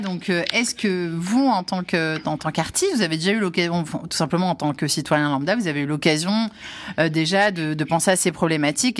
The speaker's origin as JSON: {"language": "French", "country": "Algeria", "said": "je suis algérienne"}